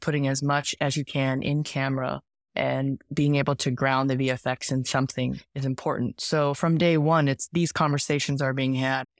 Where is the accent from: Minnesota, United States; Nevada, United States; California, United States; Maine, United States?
California, United States; Bay Area; We're also from the Bay Area